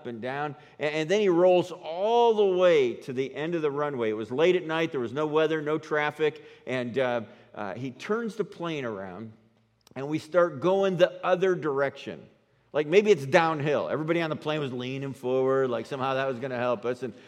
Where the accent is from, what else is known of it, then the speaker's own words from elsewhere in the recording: New York, United States; now in Colorado, United States; I'm from New York